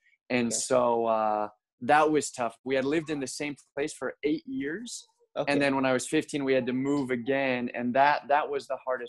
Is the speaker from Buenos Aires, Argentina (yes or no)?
yes; Buenos Aires, Argentina; born there; also born or lived in Mexico; And so I was born in Argentina, kind of as an American citizen born abroad. And we moved around quite a bit after Argentina. We lived in Mexico for a few years.